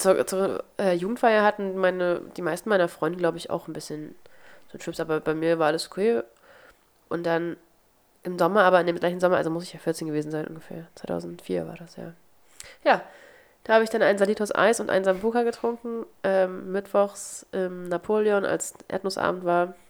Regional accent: Wernigerode, Saxony-Anhalt, Germany; In meiner Heimatstadt gibt es, weil es die Partnerstadt ist, eine Neustadt an der Weinstraße, deswegen gibt es einmal im Jahr ein Weinfest in Wernigerode

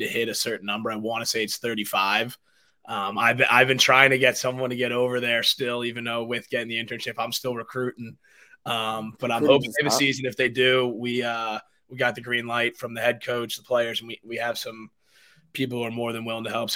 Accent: Chatham, United States; my hometown Chatham

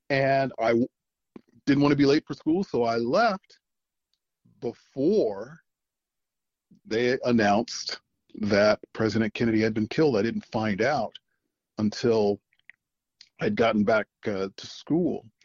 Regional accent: Okinawa, Japan; also born or lived in Chicago, United States; I'm I am uh, a native of Chicago, but I did not grow up there. Um, you know, my dad was in the army, uh, so I did a lot of growing up on Okinawa, Japan. We had uh, two tours there.

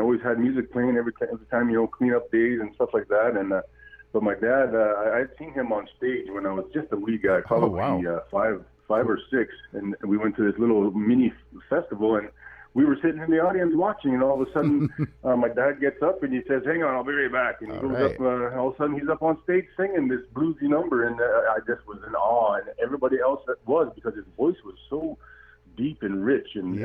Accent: about an hour from Steinbach, Manitoba, Canada; I'm calling in from Steinbach, Manitoba, which isn't too far from Winnipeg, up here in Canada. And, just about an hour from where I was born and raised

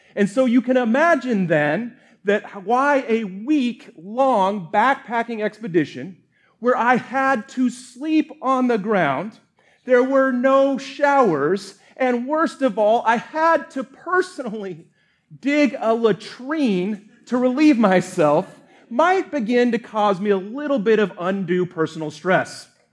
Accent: Colorado, United States; moved away; also born or lived in Montana; grew up in Colorado

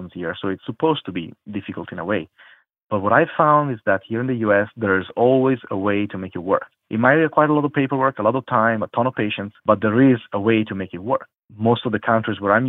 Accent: Italy; moved away as an adult; also born or lived in Qatar / Turkey; I'm from Italy

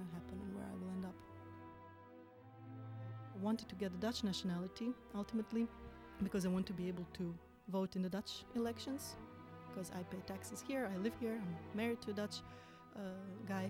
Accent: Croatia; English is a second language; moved away as an adult; now in Netherlands; in my home country

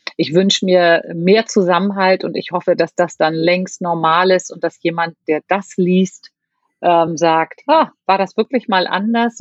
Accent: Hamburg, Germany; als Hamburgerin mit ganz, ganz viel Rückhalt aus meiner Stadt

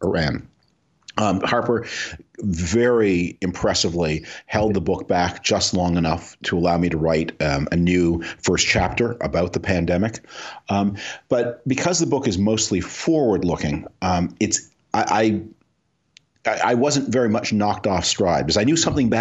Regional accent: Canada; now in United States; I'm originally from Canada.

